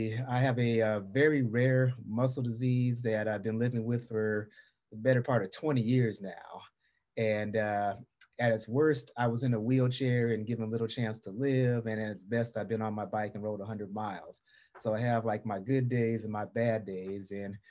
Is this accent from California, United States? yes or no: no; Portland, Oregon, United States; Well, I'm from Portland, Oregon on the West Coast. But my people always tease me and say I sound like I'm from the South.